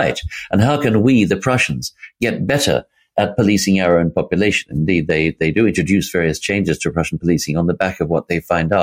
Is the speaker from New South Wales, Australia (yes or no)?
yes; Sydney, New South Wales, Australia; down in Australia, where I come from. I come from Sydney